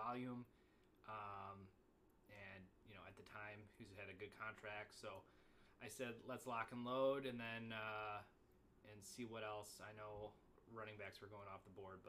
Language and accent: English; near Northern Illinois, United States; Northern Illinois, where he came from, over by my hometown